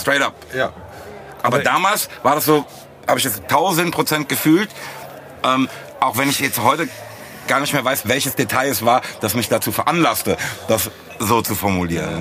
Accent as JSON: {"language": "German", "town": "Frankfurt am Main", "region": "Hesse", "country": "Germany", "said": "als Frankfurter zum einen, aber auch sozusagen mit Rap aufgewachsen"}